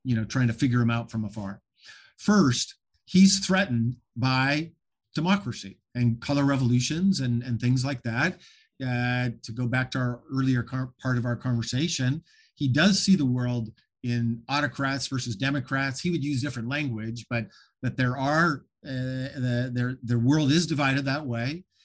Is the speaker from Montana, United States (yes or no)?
yes; Montana, United States; I grew up in Montana, uh, you know, right across the border was Canada. I, I grew up in a town of three thousand people, about an hour from Canada.